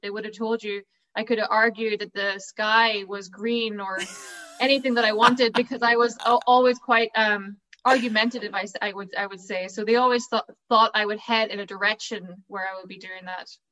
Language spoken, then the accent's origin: English; County Derry, Northern Ireland, United Kingdom; I come from County Derry originally